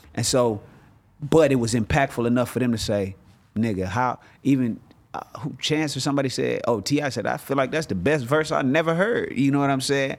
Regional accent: Inglewood, California, United States; I'm from Inglewood, California

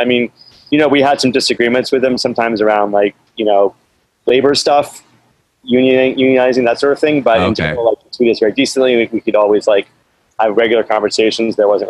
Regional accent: East Coast, United States; now in Los Angeles, United States; I'm originally from the East Coast.

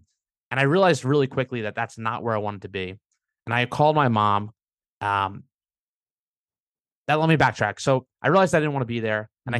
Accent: Long Beach, New York, United States; Long Beach, Long Island.

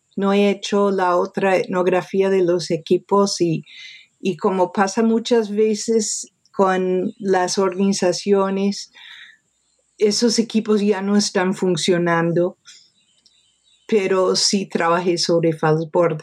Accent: New York, United States; Nací en Nueva York, me crié en Nueva York.

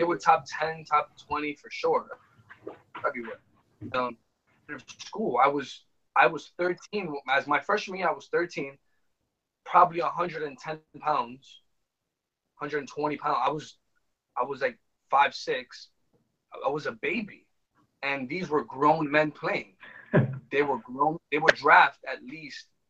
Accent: New York City, New York, United States; we were born and raised here in New York City.

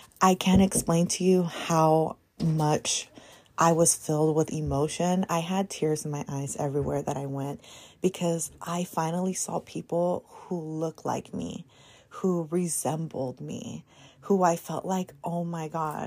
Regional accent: San Diego, California, United States; accent: Chicano; I was born and raised here in San Diego, and I am so absorbed in the Mexican community

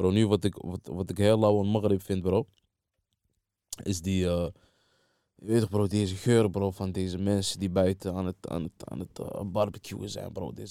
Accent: Saidia, Oriental, Morocco; Maar ik kom van Saidia, ja.

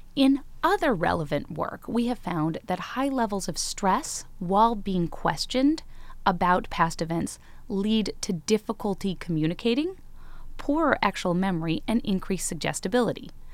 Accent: Chicago, Illinois, United States; I grew up in Chicago with my mom, my sisters, and my brother

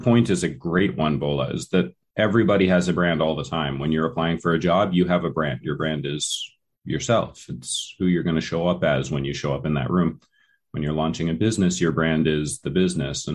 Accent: Vermont, United States; me growing up in Vermont

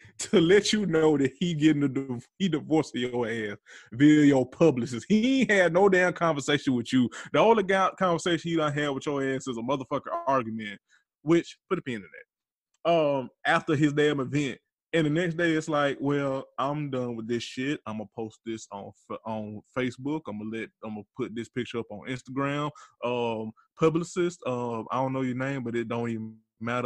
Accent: Georgia, United States; Atlanta, Georgia, my home state

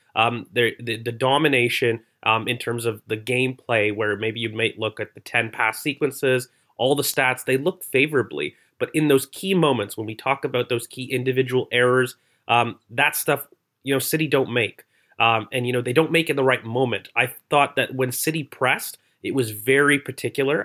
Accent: Canada; accent: Canadian; I'm Canadian

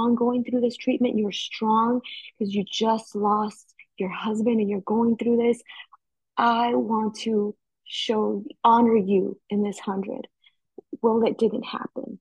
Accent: Heber, Arizona, United States; now in Chandler, United States; I am originally from Heber, Arizona, now residing in Chandler, Arizona.

